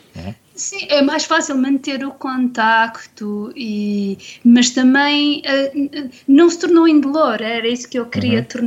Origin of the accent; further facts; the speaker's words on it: Madeira, Portugal; cresci na Madeira